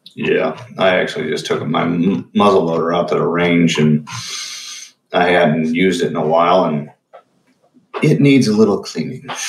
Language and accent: English; Huntington County, Indiana, United States; my hometown